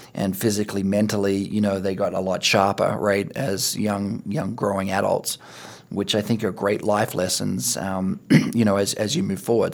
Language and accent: English; Australia; moved away; I played rugby and cricket, you know, growing up in Australia